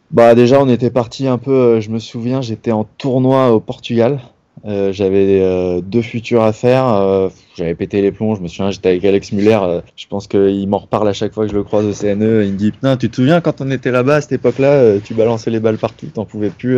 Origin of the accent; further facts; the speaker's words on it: Paris region, Île-de-France, France; je suis voilà de région parisienne à la base mes parents étaient sur Paris tous mes amis sont là